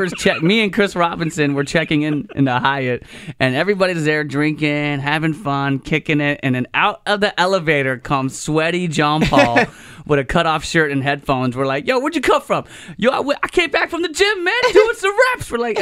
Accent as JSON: {"language": "English", "country": "Philippines", "said": "No, but I'm Filipino."}